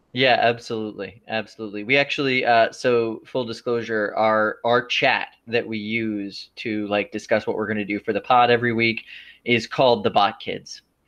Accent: Clearwater, Florida, United States; I'm from Florida

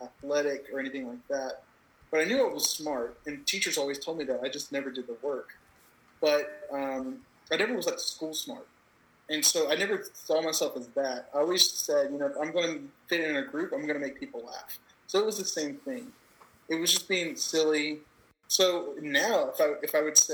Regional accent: Georgia, United States; moved away; I'm from Georgia originally.

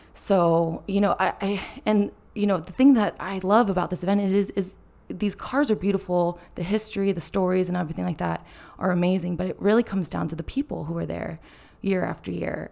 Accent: Carmel, California, United States; I'm from Carmel, which is the little, um, cute beach town right next to Pebble Beach

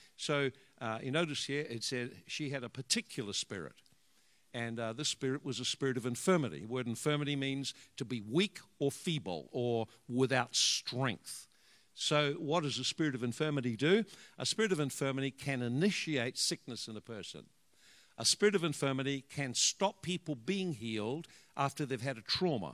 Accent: Hawke's Bay, New Zealand; also born or lived in Dannevirke / Hastings; we come from uh, we come from the Hawke's Bay

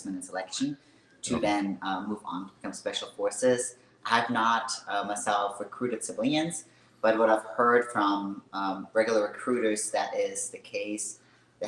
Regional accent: Austria; English is a second language; moved away as an adult; also born or lived in Hawaii; now in Kentucky, United States; I was actually born and raised in Austria. Spent 19 years of my life there.

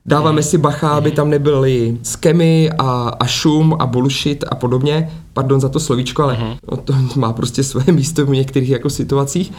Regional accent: Ostrava, Moravian-Silesian Region, Czechia; moved away; jsem původně z Ostravy, ať jsem jako žil roky různě, různě bokem

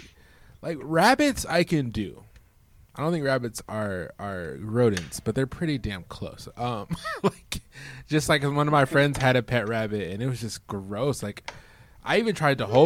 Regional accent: Midwest, United States; now in Arizona, United States; growing up in the Midwest

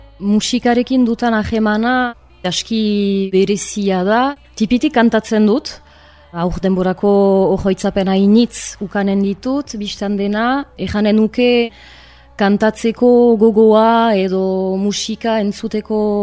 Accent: Arbonne, Nouvelle-Aquitaine, France; also born or lived in Bayonne; Arbonakoa naiz diatoriz, bai honan sortua

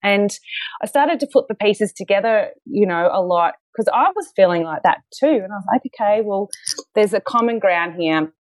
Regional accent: Queensland, Australia; moved away as an adult; now in Melbourne, Australia; I'm actually from Queensland

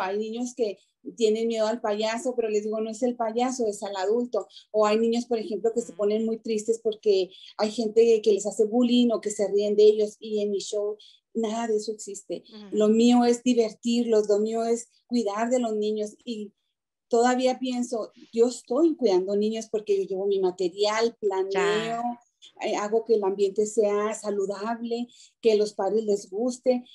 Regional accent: Chihuahua, Mexico; moved away as an adult; now in Denver, United States; yo nací en Chihuahua, Chihuahua, de México. Yo llegué en el 97 aquí a Denver

